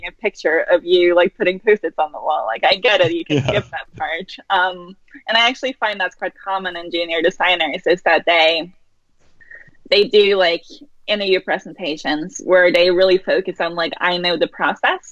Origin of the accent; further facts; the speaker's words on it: Norway; moved away as an adult; also born or lived in San Francisco / Amsterdam; now in London, United Kingdom; born and raised in Norway, had some early jobs there, moved to San Francisco